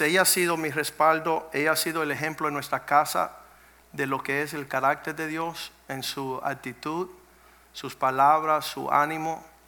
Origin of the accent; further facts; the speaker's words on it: Cuba; moved away; venimos de Cuba